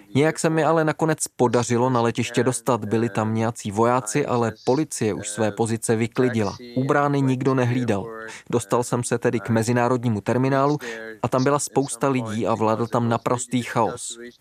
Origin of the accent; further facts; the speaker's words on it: Kabul, Afghanistan; moved away as an adult; now in Qatar; jsem fotograf a fotožurnalista a pocházím z Kabulu